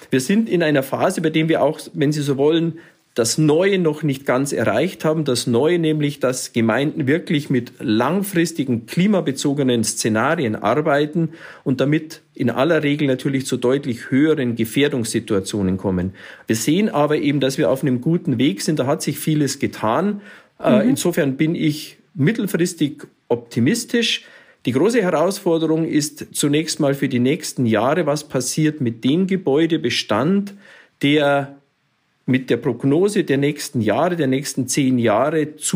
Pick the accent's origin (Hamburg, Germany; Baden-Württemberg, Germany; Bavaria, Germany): Bavaria, Germany; Munich; Ich sehe da hier in, in Bayern, ich komme ja hier aus München